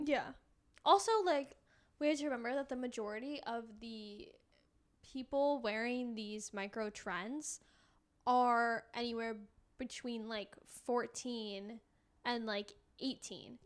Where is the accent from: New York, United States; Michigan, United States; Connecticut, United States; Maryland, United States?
Connecticut, United States; growing up in Connecticut, didn't really live near the sh, like, I lived, like, twenty minutes from the shore.